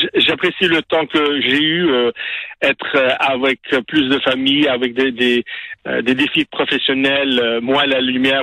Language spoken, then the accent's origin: French; Montreal, Quebec, Canada; en tant que Québécois, en tant que Montréalais